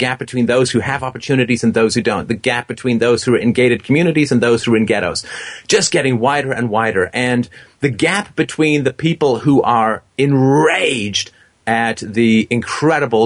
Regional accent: England, United Kingdom; moved away; I was growing up in England

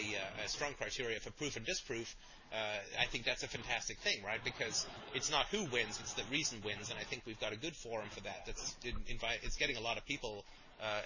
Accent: Canada; I'm Canadian

